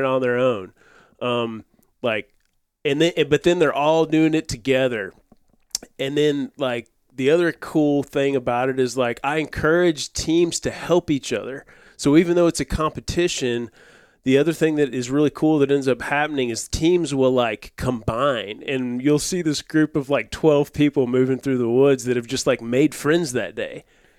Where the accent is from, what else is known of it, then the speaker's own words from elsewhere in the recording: West Memphis, Arkansas, United States; I'm from West Memphis.